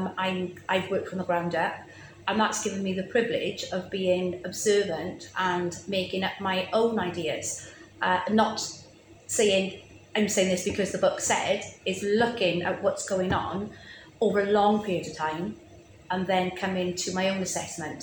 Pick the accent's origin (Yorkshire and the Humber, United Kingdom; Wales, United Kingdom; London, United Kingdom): Wales, United Kingdom; Rhondda; I grew up still in the Rhondda, surrounded by South Wales coal fields